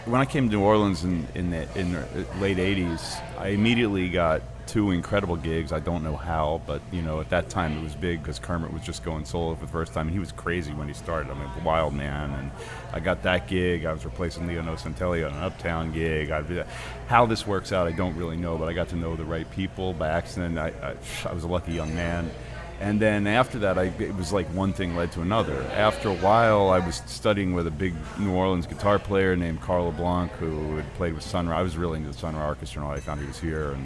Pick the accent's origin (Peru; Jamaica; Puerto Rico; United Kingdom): United Kingdom; London; moved away; I grew up in London